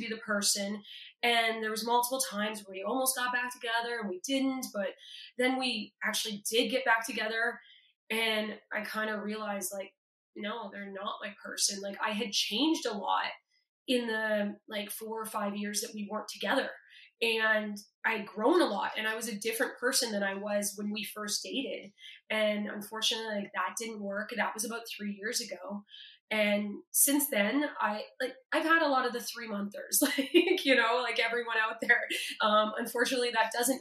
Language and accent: English; Toronto, Ontario, Canada; I'm from Toronto